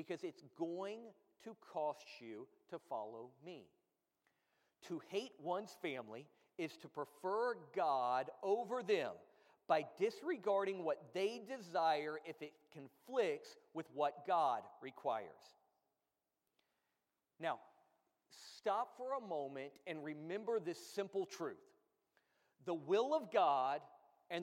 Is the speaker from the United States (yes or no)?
yes; United States; being American